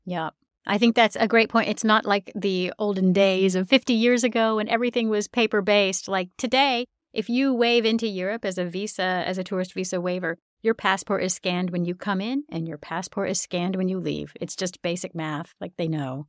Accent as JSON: {"language": "English", "country": "United States", "said": "being American, I've never had to do ESTA. I've got a U.S. passport"}